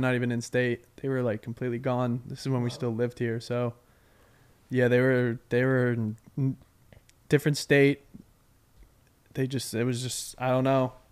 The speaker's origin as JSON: {"language": "English", "town": "Westborough", "region": "Massachusetts", "country": "United States", "said": "I'm from Westboro"}